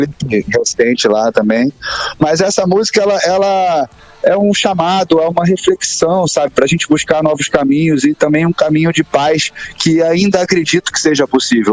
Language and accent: Portuguese; Brazil; nós somos brasileiros.